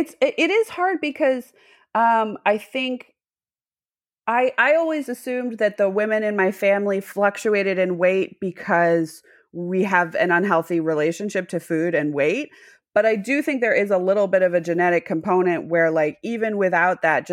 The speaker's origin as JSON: {"language": "English", "region": "Massachusetts", "country": "United States", "accent": "Midwest", "said": "No, I'm from Massachusetts, but people ask me all the time because my accent sounds a little bit Midwest. I got rid of my Massachusetts accent and I just went hard and it became a little bit Midwest."}